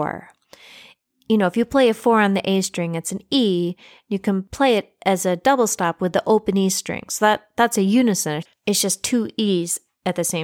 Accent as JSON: {"language": "English", "region": "Central New York", "country": "United States", "moved": "yes", "lives_now": "Maryland, United States", "said": "I am from Central New York. I am a Yankee, as I have been called occasionally down here in Maryland"}